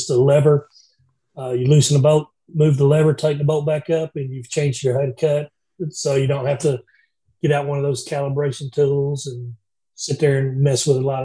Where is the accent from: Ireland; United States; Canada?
United States; Georgia; now in Alabama, United States; I'm originally from Georgia